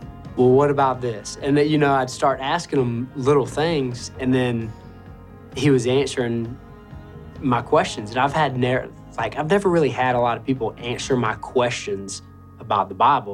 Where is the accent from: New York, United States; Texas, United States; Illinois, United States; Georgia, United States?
Georgia, United States; Augusta; I grew up in Augusta, Georgia, off of Boy Scout Road.